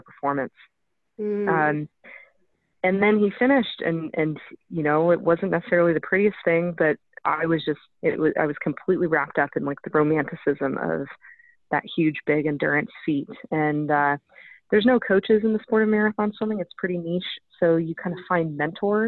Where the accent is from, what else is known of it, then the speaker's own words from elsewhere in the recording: Southern California, United States; my hometown of Southern California